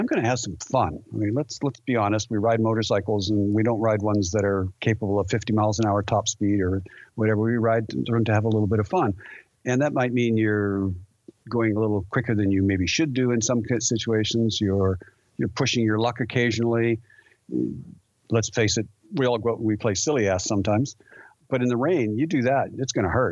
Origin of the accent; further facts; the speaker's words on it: Vancouver, British Columbia, Canada; growing up in Vancouver